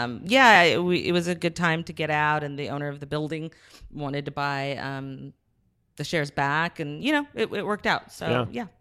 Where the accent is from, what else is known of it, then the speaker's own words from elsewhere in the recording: Santa Barbara, California, United States; moved away as an adult; now in Los Angeles, United States; I originally am from Santa Barbara.